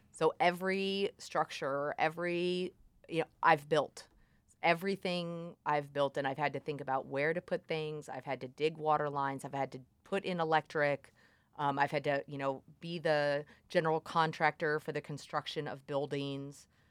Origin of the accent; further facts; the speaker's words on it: Columbia, United States; moved away as an adult; I, I'm from Columbia